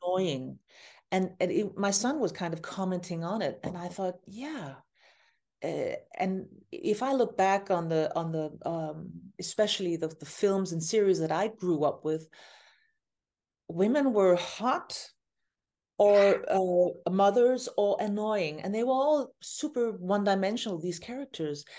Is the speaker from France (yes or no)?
no; Copenhagen, Capital Region of Denmark, Denmark; my hometown, Copenhagen, where I am right now.